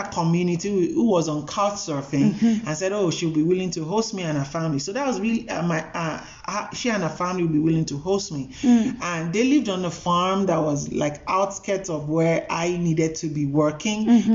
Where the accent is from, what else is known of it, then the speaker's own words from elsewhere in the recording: Nigeria; moved away as an adult; now in South Africa; I am from Nigeria